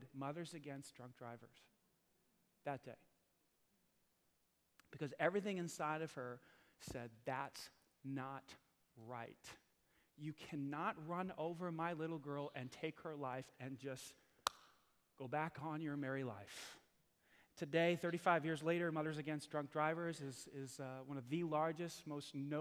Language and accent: English; New York City, New York, United States; born or raised there